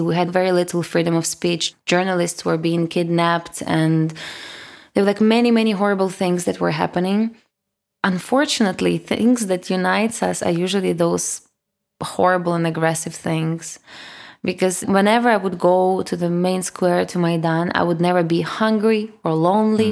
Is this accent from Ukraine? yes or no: yes; Kyiv, Ukraine; first language Russian; English is a second language; moved away as an adult; now in Lisbon, Portugal; I was born in Kyiv, in Ukraine, and I grew up on this, uh, you know, like, least popular bank of the River Dnipro, which goes in the center